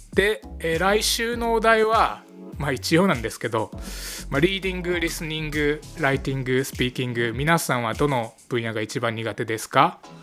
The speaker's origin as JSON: {"language": "Japanese", "region": "Aichi", "country": "Japan", "tie": "born or raised there", "said": "愛知県出身なんですけども"}